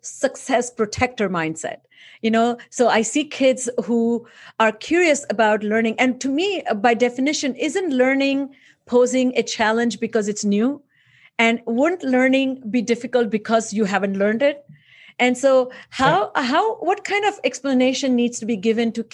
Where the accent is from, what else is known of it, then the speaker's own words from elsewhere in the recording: India; moved away; I grew up in India